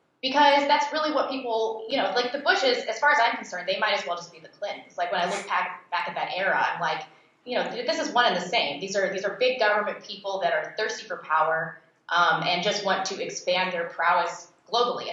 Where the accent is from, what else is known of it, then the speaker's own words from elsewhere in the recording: St. Louis, Missouri, United States; moved away; I grew up in St. Louis